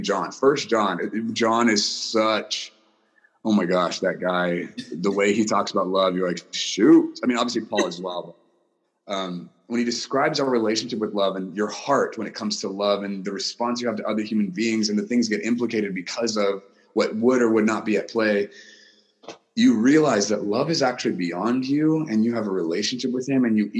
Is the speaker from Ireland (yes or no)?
no; Guam; I was born in Guam. My mom is American. My dad is Japanese. So I was raised by two different cultures in a culture that was neither of theirs